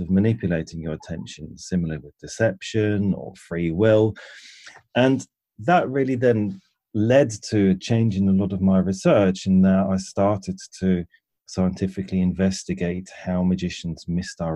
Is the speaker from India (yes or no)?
no; Switzerland; moved away as an adult; now in England; And I grew up in Switzerland, and at the age of about 19, I moved to England